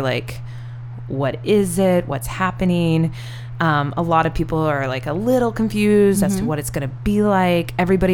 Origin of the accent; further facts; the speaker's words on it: Iowa, United States; I'm from Iowa.